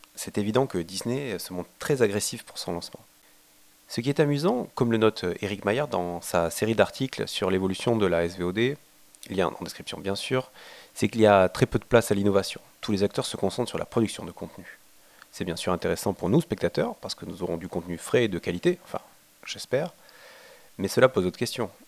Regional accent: France; Chez nous en France

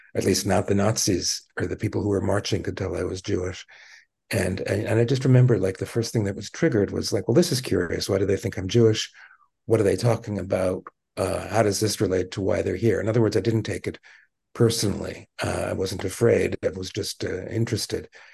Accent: Montreal, Quebec, Canada; moved away; I grew up in Montreal.

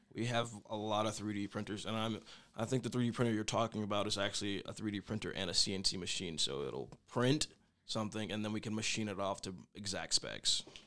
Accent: Oklahoma City, Oklahoma, United States; moved away as an adult; now in Goodland, United States; I'm from Oklahoma City

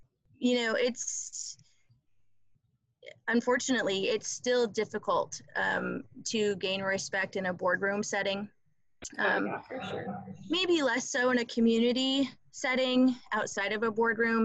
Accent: Palmer, Iowa, United States; I grew up in Palmer, Iowa, small, typical Midwestern town that cannot get any better

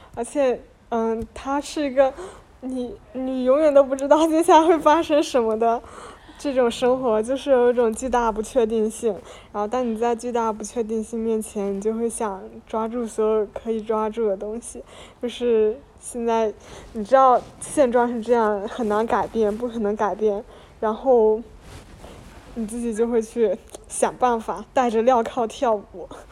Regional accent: Fujian, China; moved away as an adult; now in Shanghai, China; 我作为一个福建人，然后到上海

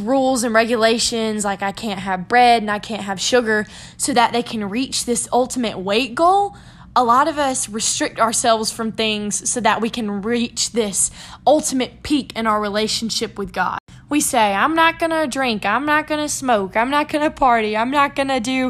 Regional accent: South Carolina, United States; I'm from South Carolina

